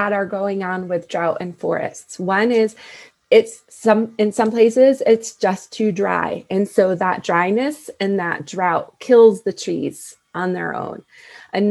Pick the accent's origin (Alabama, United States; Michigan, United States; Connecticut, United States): Connecticut, United States; now in New Mexico, United States; I grew up in Connecticut, and that's where my mom still lives